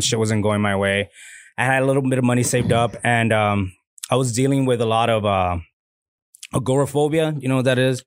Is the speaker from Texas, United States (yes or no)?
yes; Laredo, Texas, United States; moved away as an adult; now in Austin, United States; my hometown, Laredo